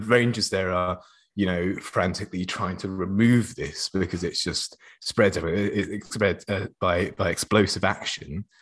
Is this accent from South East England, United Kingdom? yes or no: yes; Oxford, South East England, United Kingdom; was growing up in Oxford.